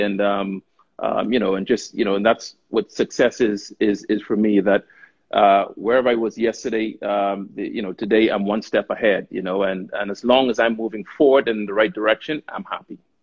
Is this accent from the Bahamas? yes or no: yes; Bahamas; moved away as an adult; also born or lived in United States / Czech Republic / Romania / United Kingdom; born and raised in the Bahamas